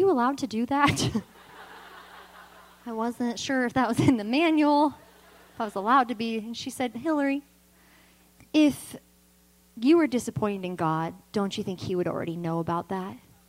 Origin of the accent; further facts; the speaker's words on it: Vacaville, California, United States; always lived in Vacaville